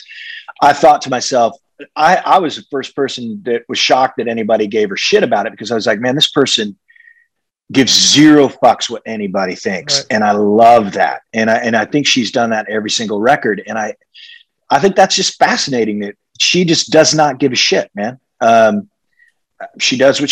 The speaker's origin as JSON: {"language": "English", "region": "Midwest", "country": "United States", "tie": "born or raised there", "said": "growing up in the Midwest"}